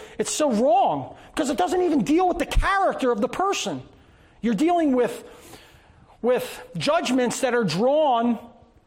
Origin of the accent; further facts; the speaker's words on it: Philadelphia, Pennsylvania, United States; I was born in Philadelphia